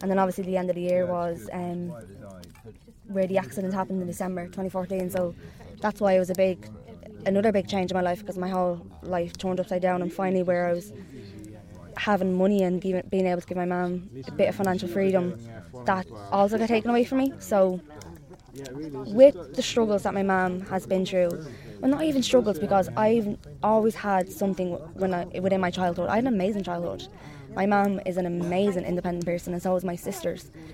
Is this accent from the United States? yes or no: no; Dublin, Leinster, Ireland; I'm from North Dublin